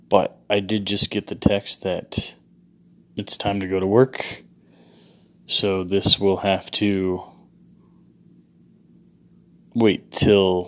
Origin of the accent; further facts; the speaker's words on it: Phoenix, Arizona, United States; also born or lived in Mesa, Arizona; I'm from Phoenix, Arizona. That's where I live